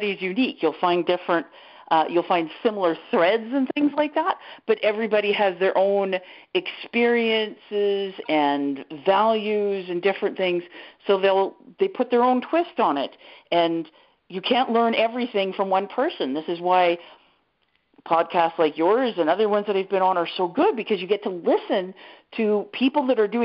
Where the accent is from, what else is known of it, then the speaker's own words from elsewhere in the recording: Canada; I'm Canadian.